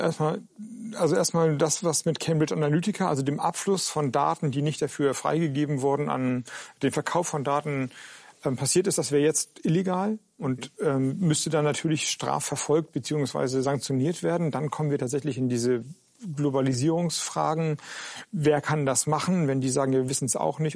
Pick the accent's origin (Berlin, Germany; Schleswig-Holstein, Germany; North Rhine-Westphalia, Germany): Schleswig-Holstein, Germany; moved away; in Schleswig-Holstein, in meinem alten Heimatland